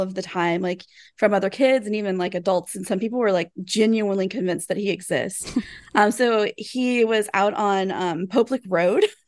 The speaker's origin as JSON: {"language": "English", "town": "Taylorsville", "region": "Kentucky", "country": "United States", "tie": "born or raised there", "said": "I grew up in Taylorsville, Kentucky, which is really close by Louisville"}